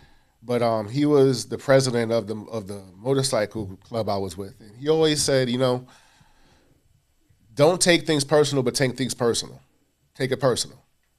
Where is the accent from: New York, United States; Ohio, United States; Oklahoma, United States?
New York, United States; Queens; I'm from Queens. Yes, yes, yes. Yeah. Born in Hollis, Queens, raised in South Jamaica.